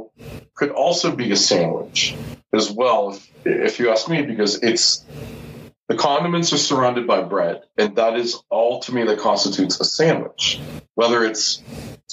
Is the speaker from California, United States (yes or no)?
no; Pittsburgh, Pennsylvania, United States; accent: Pittsburgh; also born or lived in Houston; growing up in Pittsburgh, I never had a pro basketball team.